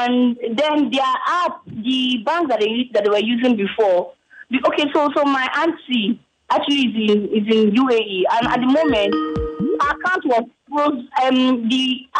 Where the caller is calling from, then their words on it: Lagos, Nigeria; I'm calling from Victoria Island.